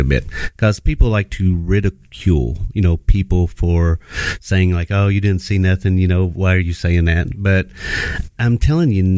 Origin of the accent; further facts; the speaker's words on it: Kentucky, United States; moved away as an adult; now in Singapore; I'm from the Bluegrass State, better known as Kentucky, I guess you could say. Born and raised there